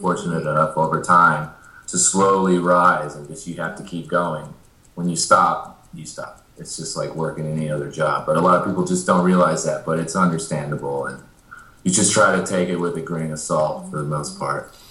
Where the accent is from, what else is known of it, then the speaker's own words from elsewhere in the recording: Amarillo, Texas, United States; moved away as an adult; also born or lived in Dallas, Texas; now in Nashville, United States; I grew up in Amarillo and I played country in Dallas for a couple years. And I had moved to Nashville